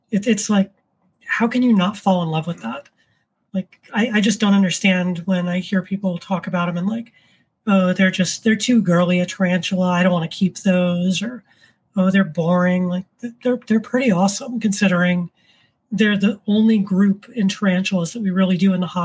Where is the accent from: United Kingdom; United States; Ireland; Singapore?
United States; Orlando, Florida; now in New York State, United States; I'm originally from Florida